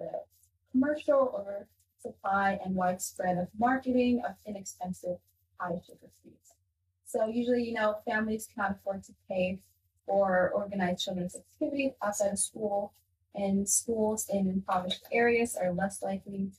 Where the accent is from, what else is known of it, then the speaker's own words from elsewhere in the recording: Ethiopia; now in United States; I grew up in Ethiopia